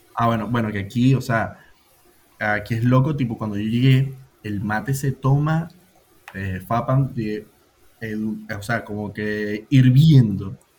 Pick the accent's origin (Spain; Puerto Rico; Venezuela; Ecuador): Venezuela; now in Buenos Aires, Argentina; Soy más venezolano que, que la caragota